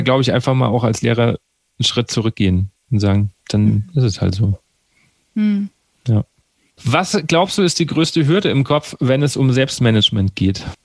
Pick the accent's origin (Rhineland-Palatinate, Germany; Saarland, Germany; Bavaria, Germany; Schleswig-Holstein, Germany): Bavaria, Germany; Aschaffenburg; also born or lived in Wiesbaden; Weil ich komme ja eigentlich aus Aschaffenburg